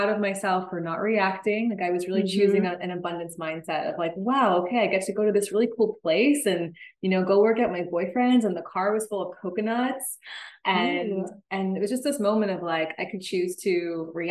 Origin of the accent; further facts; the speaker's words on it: New York, United States; moved away as an adult; now in Costa Rica; And I'm originally from New York. I was born and raised in New York.